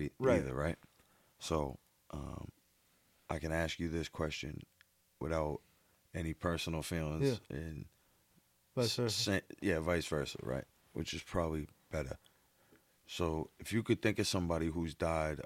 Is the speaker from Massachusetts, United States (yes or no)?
yes; Boston, Massachusetts, United States; born or raised there